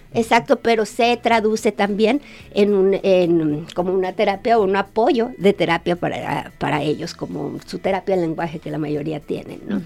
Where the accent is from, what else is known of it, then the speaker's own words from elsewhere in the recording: Guadalajara, Jalisco, Mexico; moved away as an adult; also born or lived in Monterrey / Havana; Yo soy de aquí de Guadalajara